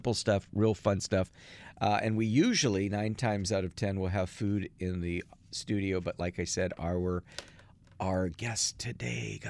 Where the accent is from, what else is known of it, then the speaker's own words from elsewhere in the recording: Athens, Attica, Greece; now in Los Angeles, United States; I was born in Athens, Greece in the late 60s